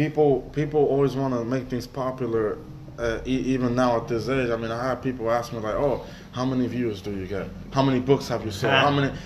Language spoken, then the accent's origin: English; New York, United States; now in Florida, United States; I was raised in New York, so I met him here in Florida.